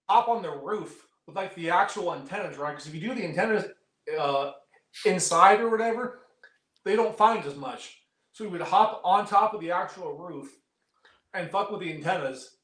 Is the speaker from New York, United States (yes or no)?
no; Oakland, California, United States; I grew up in Oakland.